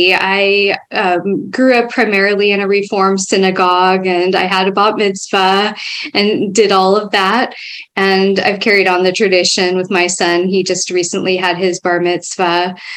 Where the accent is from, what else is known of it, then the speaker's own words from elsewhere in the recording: Foster City, California, United States; I grew up in the Bay Area a little bit further south from where I live now in a town called Foster City. Back then, it was a small town and just fairly recently built. It was built on landfill, of all things